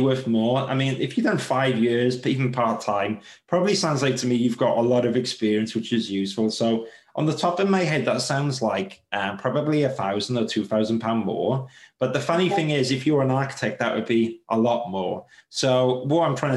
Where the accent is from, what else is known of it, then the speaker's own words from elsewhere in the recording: United Kingdom; especially as British